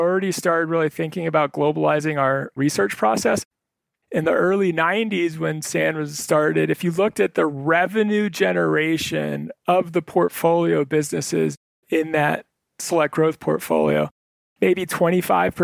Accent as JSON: {"language": "English", "region": "Northern Virginia", "country": "United States", "moved": "yes", "said": "I was originally from Northern Virginia."}